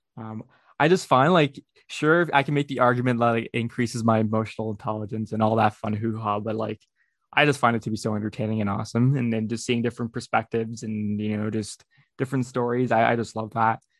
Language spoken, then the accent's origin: English; Brampton, Ontario, Canada; also born or lived in Houston, Texas; I was born in Houston, Texas, and, and grow, and grew up in Brampton, Ontario, uh, which is just outside Toronto, Ontario, Canada